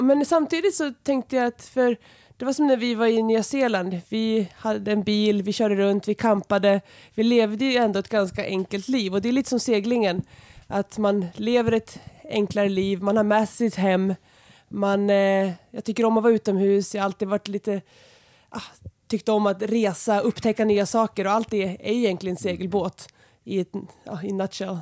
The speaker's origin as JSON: {"language": "Swedish", "town": "Enköping", "region": "Uppsala County", "country": "Sweden", "tie": "born or raised there", "said": "jag är uppvuxen här utanför, utanför Enköping på landet"}